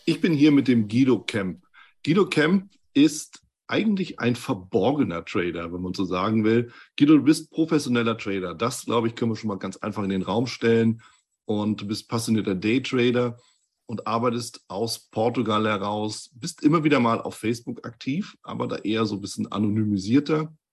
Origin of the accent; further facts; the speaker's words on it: Hamburg, Germany; wir sind ja auch beide aus Hamburg